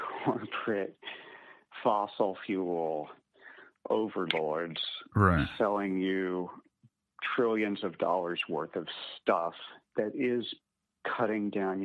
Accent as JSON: {"language": "English", "town": "Houston", "region": "Texas", "country": "United States", "tie": "born or raised there", "said": "I grew up in Houston."}